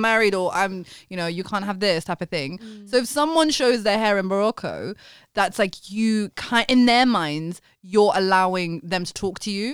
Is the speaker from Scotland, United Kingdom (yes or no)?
no; London, United Kingdom; I'm a Londoner